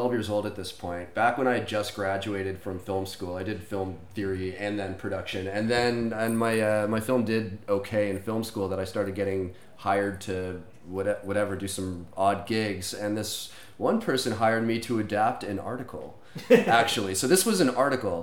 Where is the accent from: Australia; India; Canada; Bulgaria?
Canada; We're both Canadian